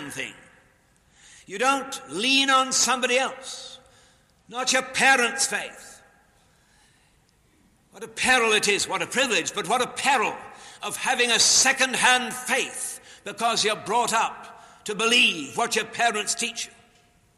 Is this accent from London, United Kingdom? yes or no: no; Newcastle upon Tyne, North East England, United Kingdom; moved away; also born or lived in Chicago; in Newcastle, in my hometown